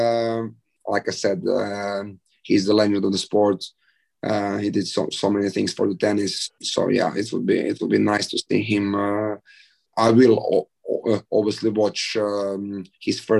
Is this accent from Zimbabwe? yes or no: no; Zadar, Zadar County, Croatia; Zadar is kind of my hometown